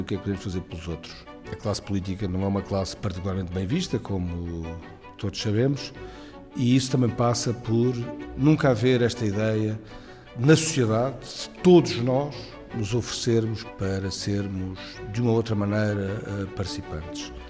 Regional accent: Portugal; como portugueses

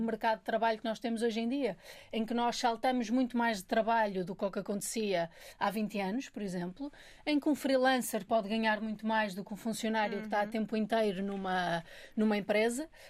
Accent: Minho, Norte, Portugal; now in Lisbon, Portugal; eu sou do Minho, quando vim morar para Lisboa

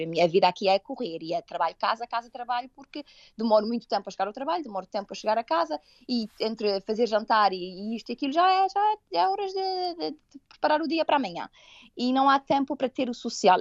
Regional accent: Portugal; moved away as an adult; also born or lived in Toronto, Canada; now in Canada; na minha terra, digamos assim, eu venho de uma ilha, não é? De um, um sítio muito pequenino em que toda a gente se conhece

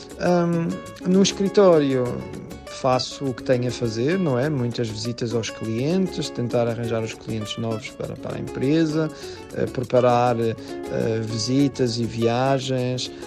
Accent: Estreito da Calheta, Madeira, Portugal; now in Panama; Eu sou do Grande Conselho da Calheta, mas mais propriamente do Estreito da Calheta.

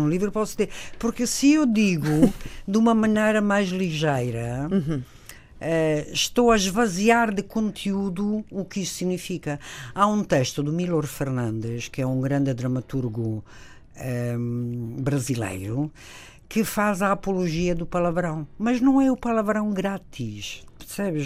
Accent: Italy; Portuguese is a second language; moved away as an adult; also born or lived in Spain; now in Portugal; eu vivi até aos 18 anos em Itália, portanto, as minhas raízes mais profunda, os meus pais

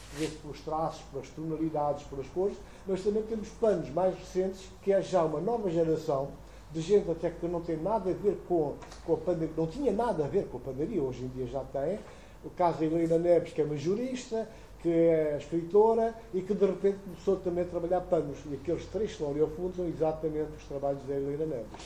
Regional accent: Guinea-Bissau; born or raised there

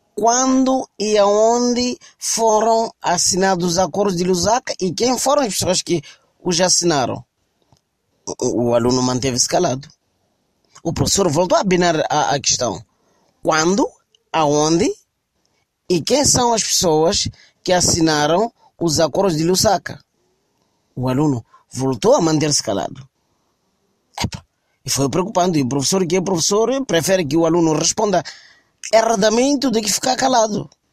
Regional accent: Mozambique; no meu país, em Moçambique

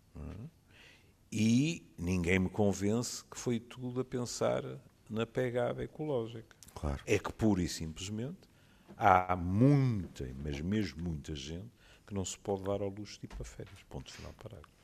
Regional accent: Porto, Norte, Portugal; eu vivi toda a minha vida no Porto

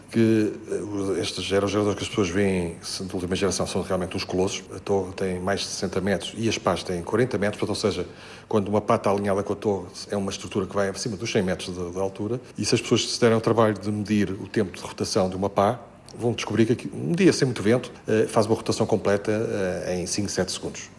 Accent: Lisbon, Portugal; moved away as an adult; also born or lived in Coimbra; now in Vila Real, Portugal; embora eu seja um alfacinho, sou, sou de Lisboa

